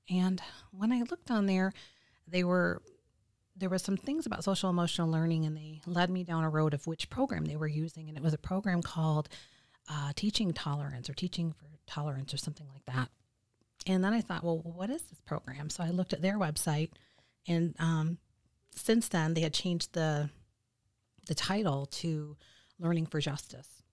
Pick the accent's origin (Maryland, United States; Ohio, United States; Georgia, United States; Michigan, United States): Michigan, United States; moved away as an adult; also born or lived in Illinois; I'm originally from Michigan, but we were living out of state